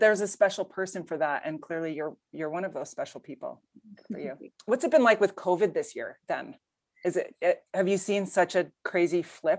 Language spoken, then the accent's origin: English; Canada; obviously I'm Canadian